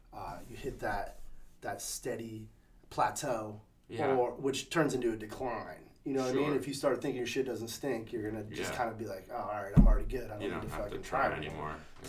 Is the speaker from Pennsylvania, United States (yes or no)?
no; Massachusetts, United States; moved away; also born or lived in Saratoga, New York / Ballston Spa, New York / Trumbull, Connecticut; Then we moved to Connecticut to a town called Trumbull. Lived there till 8th grade. Then lived in Massachusetts. Pretty much grew up in Massachusetts.